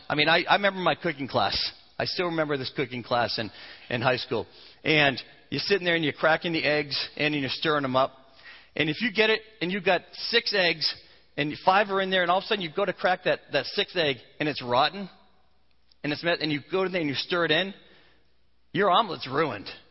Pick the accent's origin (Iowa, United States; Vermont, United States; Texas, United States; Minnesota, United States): Vermont, United States; moved away; I grew up in New England, in Vermont, where they tap the trees